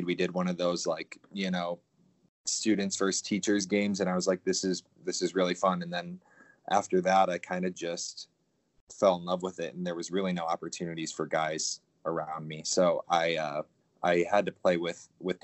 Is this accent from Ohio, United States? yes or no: no; Portage, Wisconsin, United States; I grew up in a small town in Wisconsin, Portage. It's just north of Madison, Wisconsin.